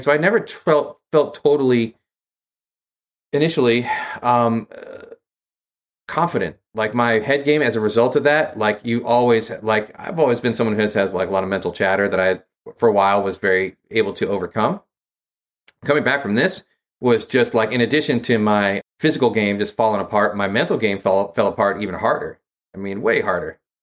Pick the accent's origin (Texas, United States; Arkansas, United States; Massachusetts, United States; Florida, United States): Massachusetts, United States; also born or lived in Maryland / Lathrop Village, Michigan; Massachusetts is where I grew up.